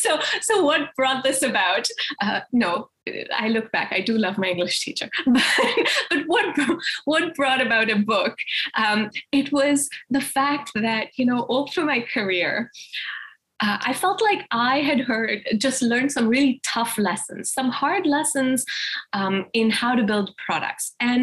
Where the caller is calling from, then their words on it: Boston, Massachusetts, United States; I'm here from Boston.